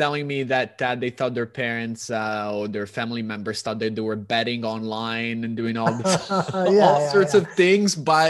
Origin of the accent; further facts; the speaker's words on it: Toronto, Ontario, Canada; moved away as an adult; now in Italy; right now I'm actually in Italy because we're originally from Toronto